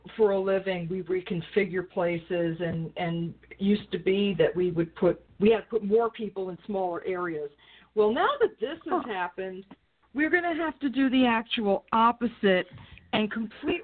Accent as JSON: {"language": "English", "region": "New York", "country": "United States", "moved": "yes", "said": "I'm from New York"}